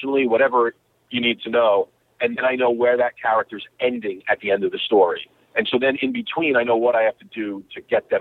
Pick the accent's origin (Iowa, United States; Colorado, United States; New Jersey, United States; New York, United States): New York, United States; born or raised there; moved away